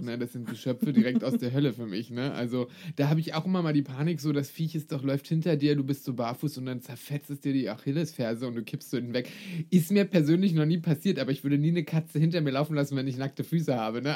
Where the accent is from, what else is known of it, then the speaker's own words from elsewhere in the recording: Brandenburg, Germany; Vielleicht komme ich aus Brandenburg